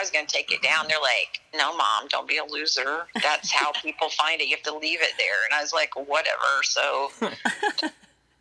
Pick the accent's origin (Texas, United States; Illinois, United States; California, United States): Texas, United States; Central; I grew up in Central Texas, about an hour outside of Austin in a really tiny town